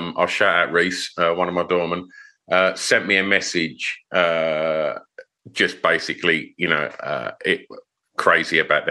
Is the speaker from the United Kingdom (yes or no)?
yes; Essex, East of England, United Kingdom; I'm from Essex